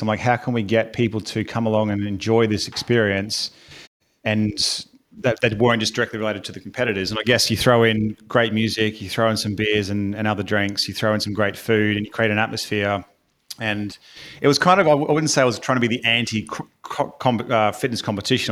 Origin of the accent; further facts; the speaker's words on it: Brisbane, Queensland, Australia; accent: Australian; moved away as an adult; now in United Kingdom; I am from Australia, hence the accent. From a sunny Brisbane.